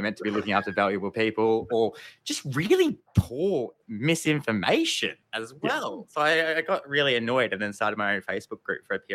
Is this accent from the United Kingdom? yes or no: no; Geelong, Victoria, Australia; my home town of Geelong